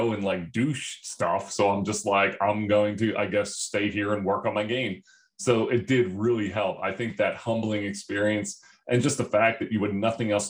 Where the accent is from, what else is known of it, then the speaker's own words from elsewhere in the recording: Philadelphia, Pennsylvania, United States; also born or lived in New Jersey; I'm from Philly